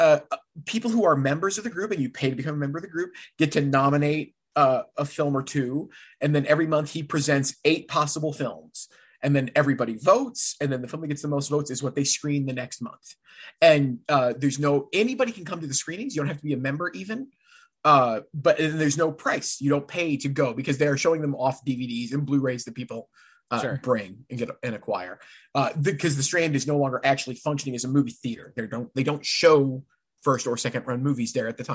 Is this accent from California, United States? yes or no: no; Caro, Michigan, United States; So the small town I grew up in is Caro, Michigan, the hub of the thumb, the county seat of Tuscola County.